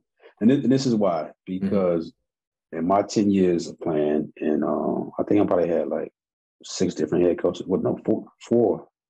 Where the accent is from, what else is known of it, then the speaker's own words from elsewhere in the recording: Texas, United States; being a part of a number one defense, man, was something that I'll never forget, you know, being a Texan.